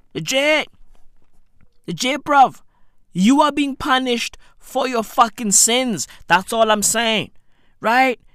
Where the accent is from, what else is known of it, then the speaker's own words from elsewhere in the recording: Johannesburg, Gauteng, South Africa; I'm South African. I don't, I don't know any of these places. I'm from Joburg. You feel me? I'm, I'm from Johannesburg